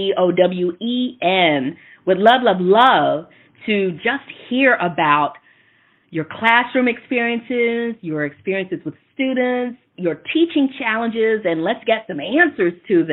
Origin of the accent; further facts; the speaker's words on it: Texas, United States; I'm from Texas